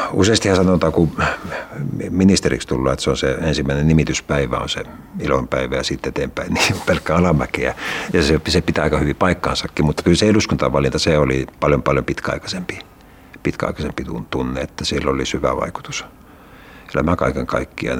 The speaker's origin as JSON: {"language": "Finnish", "town": "Espoo", "region": "Uusimaa", "country": "Finland", "tie": "born or raised there", "said": "lapsena asuttiin äh, Laajalahdessa Ruukirannan alueella"}